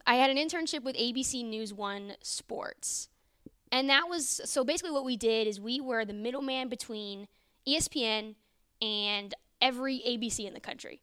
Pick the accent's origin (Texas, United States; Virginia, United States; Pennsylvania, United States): Virginia, United States; Northern; moved away as an adult; also born or lived in Iowa; now in Norman, United States; not from Iowa, from Northern Virginia, uh, D C area